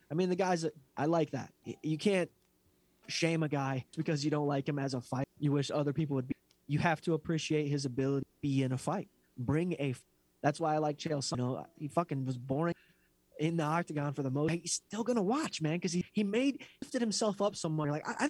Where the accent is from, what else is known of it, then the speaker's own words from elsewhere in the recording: Philadelphia, Pennsylvania, United States; I'm from Philadelphia. I was a cop.